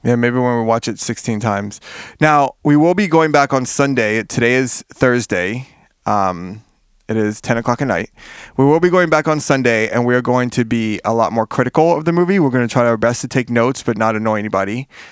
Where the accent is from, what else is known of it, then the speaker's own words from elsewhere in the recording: Miami, Florida, United States; I'm from Miami. We didn't grow up with coats